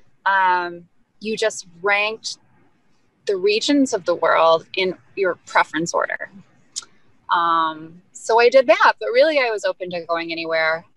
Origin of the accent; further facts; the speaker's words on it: Kentucky, United States; also born or lived in Benin; now in Detroit, United States; I grew up in Kentucky